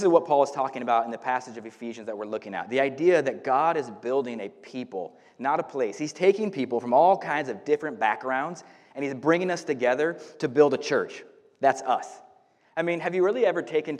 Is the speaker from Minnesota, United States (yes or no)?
no; Northern California, United States; also born or lived in Paradise, California; now in Woodland, United States; I grew up in Northern California my whole life